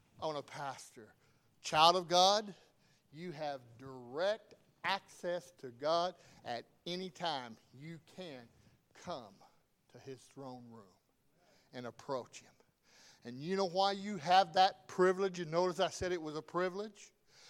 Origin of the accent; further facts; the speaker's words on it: the South, United States; I'm from the South